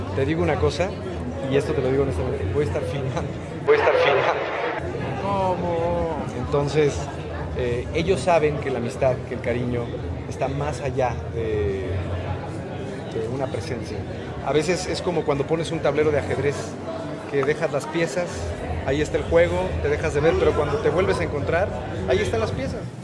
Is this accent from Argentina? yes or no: no; Mexico; como mexicanos